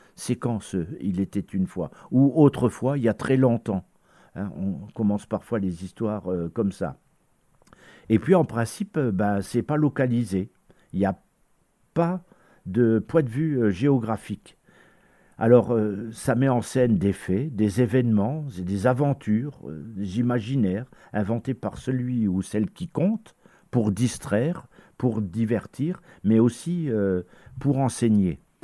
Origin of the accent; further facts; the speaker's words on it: Lorraine, Grand Est, France; chez nous en Lorraine